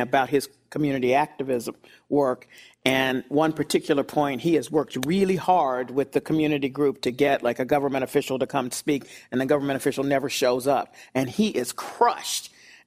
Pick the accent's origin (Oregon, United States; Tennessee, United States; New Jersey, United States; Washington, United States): Tennessee, United States; Memphis; now in Boston, United States; I'm from Memphis